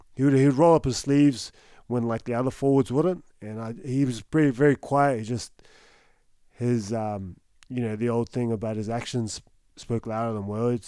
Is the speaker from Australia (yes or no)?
yes; Newcastle, New South Wales, Australia; I'm from Newcastle